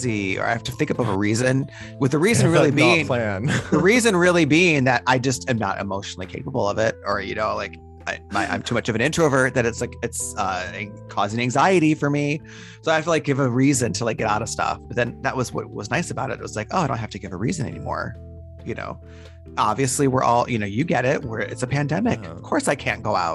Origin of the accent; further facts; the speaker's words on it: Detroit, Michigan, United States; moved away; I'm from Detroit, which is not too far from Toronto.